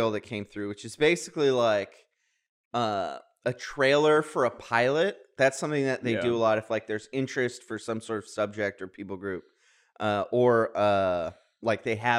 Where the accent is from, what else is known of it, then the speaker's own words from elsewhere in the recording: Missouri, United States; moved away; Missouri, where I used to live. Oh, yeah, my home country.